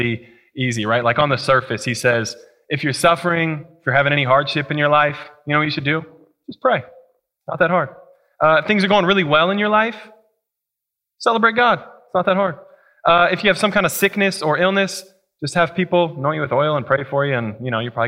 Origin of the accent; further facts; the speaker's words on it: Colorado, United States; now in Columbia, United States; I'm from Colorado, and we actually have four seasons